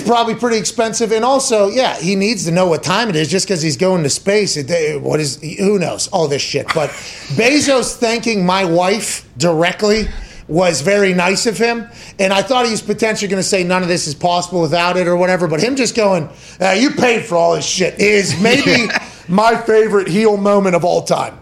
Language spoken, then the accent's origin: English; Pittsburgh, Pennsylvania, United States; I was from Pittsburgh